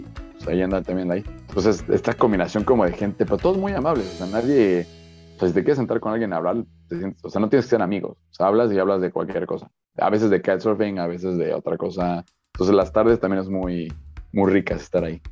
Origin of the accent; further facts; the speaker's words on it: Mexico; yo soy mexicano